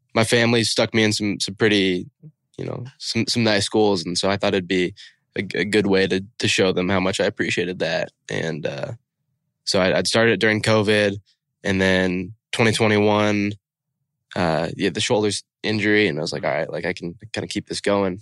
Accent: the Northwest, Pacific Northwest, United States; I'd known growing up in the Northwest

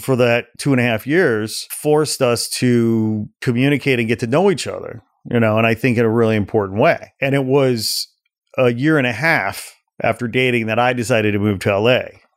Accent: Portage, Indiana, United States; moved away; also born or lived in Gary, Indiana / Chicago; I was born in Gary, Indiana. I grew up in a town just east of there, about fifteen, ten minutes, fifteen minutes called Portage, Indiana

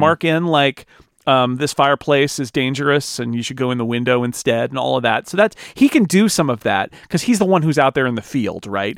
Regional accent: United States; I'm an American

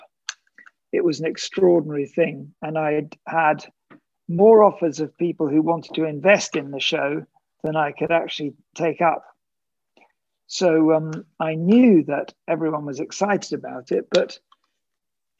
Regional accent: United Kingdom; as a British writer

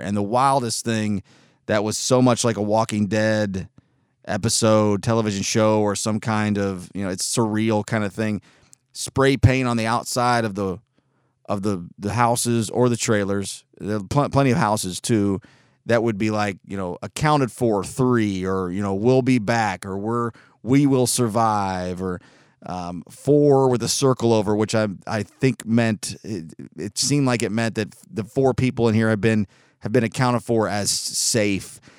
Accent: Collegedale, Tennessee, United States; also born or lived in Chattanooga, Tennessee; I grew up in Collegedale, Ottawa, Appleson, East Brainerd

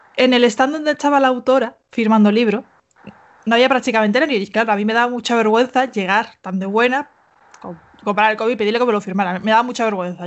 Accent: Seville, Andalusia, Spain; soy de Sevilla. soy andaluza

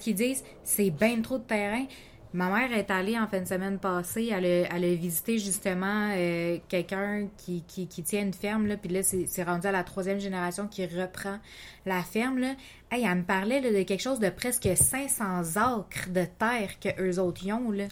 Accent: Quebec, Canada; je suis deux cultures différentes, puis je suis née au Québec

